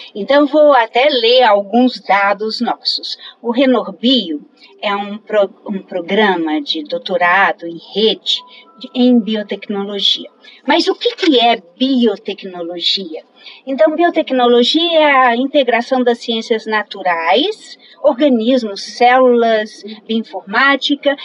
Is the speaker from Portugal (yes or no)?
no; Minas Gerais, Brazil; moved away as an adult; now in Maceió, Brazil; Sou mineira